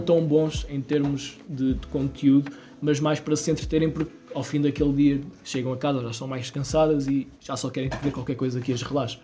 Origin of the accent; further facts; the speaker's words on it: Castelo Branco, Centro, Portugal; also born or lived in Lisbon; eu também sou de Castelo Branco